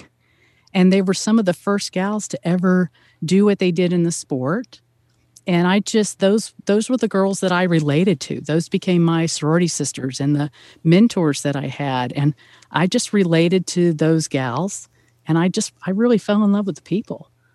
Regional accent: Atlanta, Georgia, United States; also born or lived in Indianapolis, Indiana; now in Auburn, United States; I hail from Atlanta, Georgia. Um, born and raised there, one of the natives

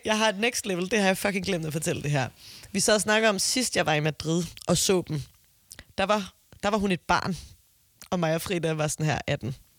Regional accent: Copenhagen, Capital Region of Denmark, Denmark; Jeg er fra Amager, det er jo ikke en mm. provins

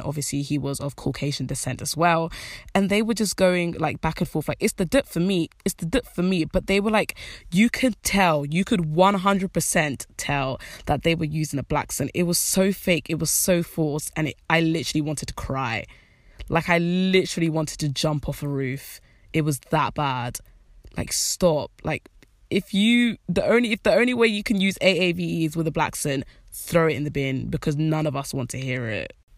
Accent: United Kingdom; even though I'm black, I'm British

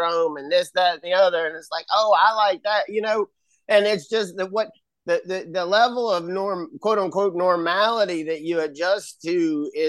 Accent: Baton Rouge, Louisiana, United States; now in Covington, United States; I was born in Baton Rouge, and I'm the oldest of four

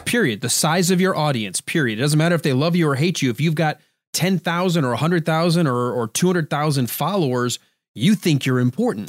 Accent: United States; I'm from America

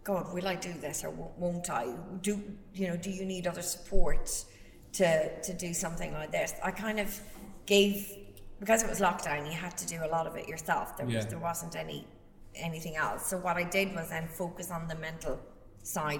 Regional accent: Ireland; being Irish

